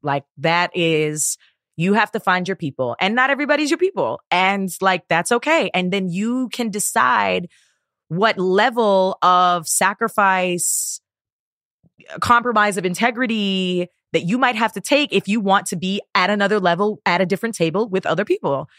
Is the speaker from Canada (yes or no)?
yes; Toronto, Ontario, Canada; moved away; also born or lived in Guyana (heritage); where I'm from in Toronto